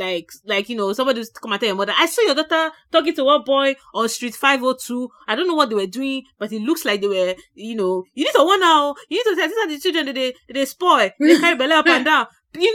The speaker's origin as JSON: {"language": "English", "country": "Nigeria", "lives_now": "Canada", "said": "As a Nigerian who is very Nigerian and now lives in the Canada, but still has a lot of Nigerian maybe friends and family around you, right?"}